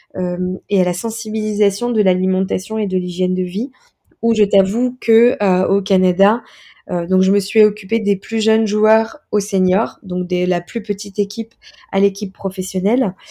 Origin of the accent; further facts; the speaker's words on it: Metz, Grand Est, France; moved away as an adult; also born or lived in Montpellier / Montreal; je viens de Metz, de Lorraine